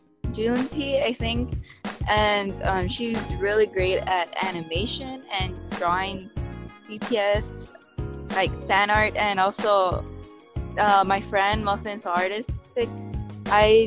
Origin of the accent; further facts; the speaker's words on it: Los Angeles, California, United States; I'm actually from Los Angeles, California. I've been living here all my life